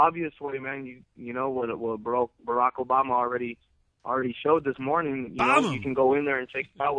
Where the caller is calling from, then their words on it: Burbank, California, United States; I'm calling from Burbank, California.